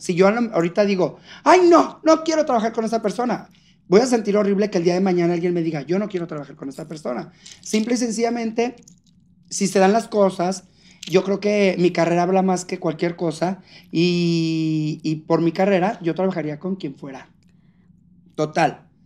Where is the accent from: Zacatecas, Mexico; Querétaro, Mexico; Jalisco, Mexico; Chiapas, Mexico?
Zacatecas, Mexico; Fresnillo; moved away; cuando regresé a Fresnillo, Zacatecas, de donde yo soy